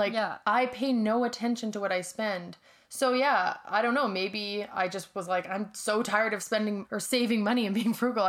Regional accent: BC, British Columbia, Canada; we're here in my hometown. We both lived here in BC at my dad's house

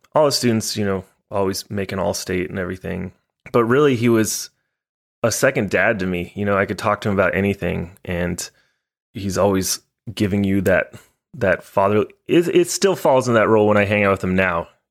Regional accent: Highland Village, Texas, United States; also born or lived in Denton, Texas / Portland, Maine; I was born in Denton, in Flo Hospital. It's no longer there. Shut her down. And, yeah, you know, I, you know, grew up in Texas most of my life.

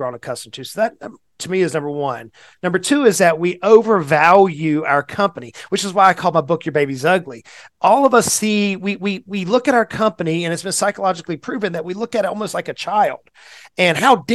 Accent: Southeast United States, United States; I'm a little bit of a country boy, born and raised in the Southeast United States.

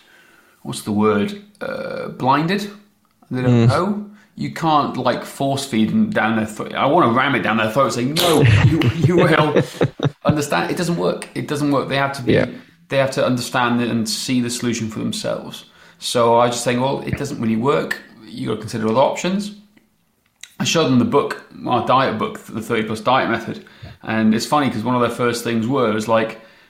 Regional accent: Welsh, Wales, United Kingdom; I am Welsh

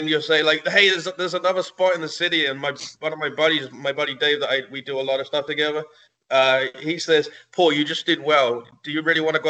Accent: England, United Kingdom; moved away as an adult; now in United States; I grew up in England and I lived there until I was 22.

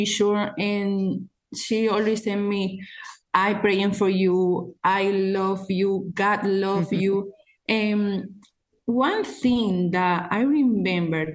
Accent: San Juan de la Maguana, San Juan, Dominican Republic; I was born in San Juan. San Juan is a city in the Dominican Republic, a poor city

